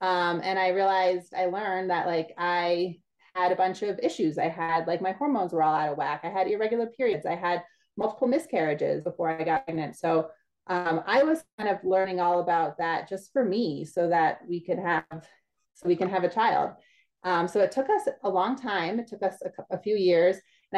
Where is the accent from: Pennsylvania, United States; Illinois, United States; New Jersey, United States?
Pennsylvania, United States; moved away as an adult; now in New Orleans, United States; So I was born and raised in the Northeast, went to college there, everything in Pennsylvania.